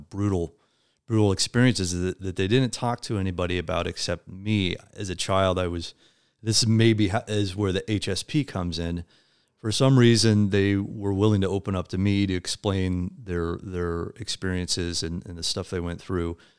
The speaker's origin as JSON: {"language": "English", "region": "Midwest", "country": "United States", "tie": "born or raised there", "also_born_or_lived": "West Coast", "moved": "as an adult", "said": "I, um, was born and raised in the Midwest, uh, and eventually moved out to the West Coast"}